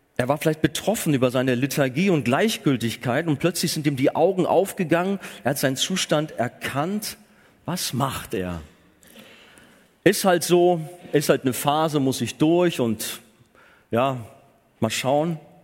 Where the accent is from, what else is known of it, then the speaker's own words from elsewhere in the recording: Germany; gerade auch als Deutsche